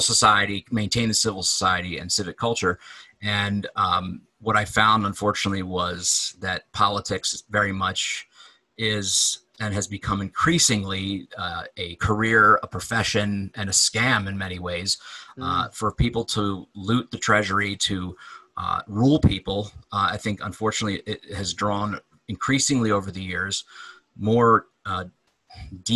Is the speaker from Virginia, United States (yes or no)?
no; Delaware, United States; I grew up in Delaware